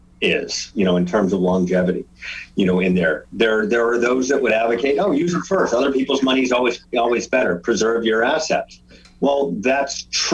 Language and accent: English; Virginia, United States; moved away; We grew up in Virginia